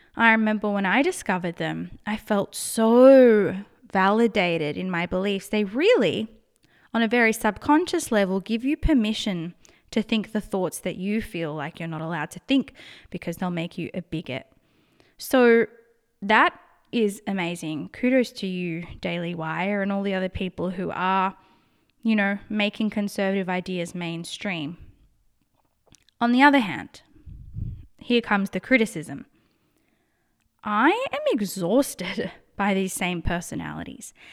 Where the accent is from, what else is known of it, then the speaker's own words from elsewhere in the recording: Australia; accent: Australian; I'm in Australia, if you can't tell by my accent